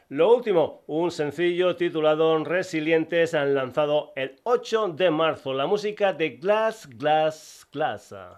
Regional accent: Extremadura, Spain; gente de mi tierra, de Extremadura

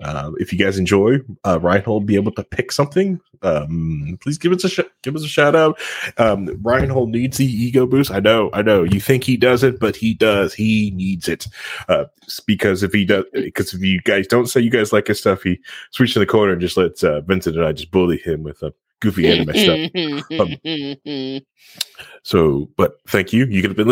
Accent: England, United Kingdom; I'm from England.

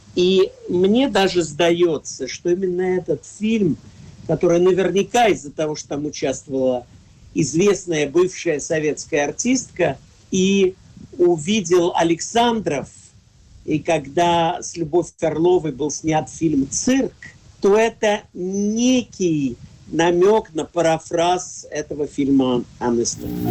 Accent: Moscow, Russia; я в детстве в Москве

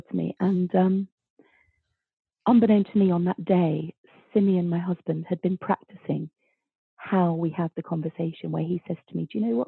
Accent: London, United Kingdom; I was born in Stepney and my grandparents were, you know, dockers, East End stock through and through

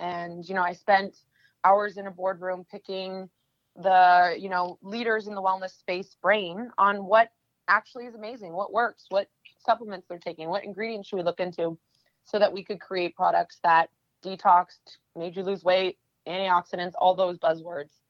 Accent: Canada; moved away as an adult; now in New York, United States; I'm originally from Canada. I used to be an international fashion model and came to New York over 10 years ago

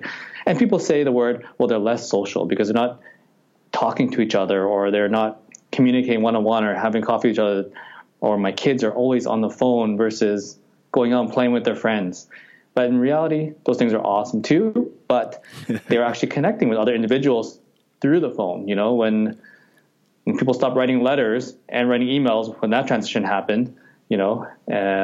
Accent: Edmonton, Alberta, Canada; Born and raised in Edmonton, live downtown

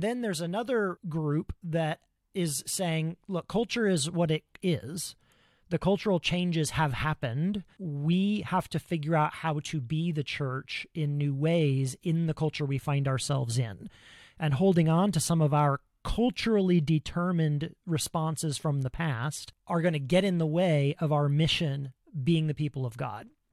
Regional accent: Ohio, United States; now in Pacific Northwest, United States; I grew up in Ohio, the American Midwest, in the nineteen eighties

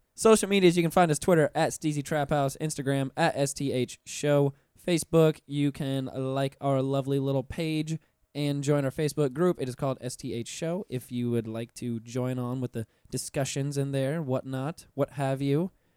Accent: Pensacola, Florida, United States; I'm from Pensacola up north

